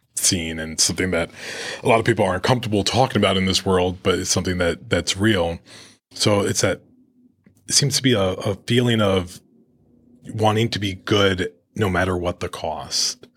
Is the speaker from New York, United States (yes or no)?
yes; New York, United States; as a Latino growing up in New York